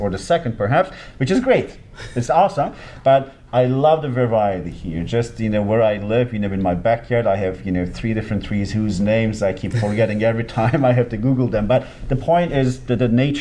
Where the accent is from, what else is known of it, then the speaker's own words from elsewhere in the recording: Antalya, Turkey; moved away as an adult; now in Sacramento, United States; my hometown. It's just right by the beach. My parents' house is just two blocks away from the Mediterranean